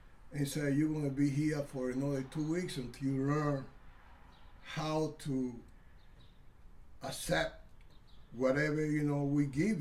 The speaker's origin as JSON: {"language": "English", "region": "Santiago de Cuba", "country": "Cuba", "also_born_or_lived": "Wisconsin", "moved": "yes", "said": "I'm from Santiago, Cuba."}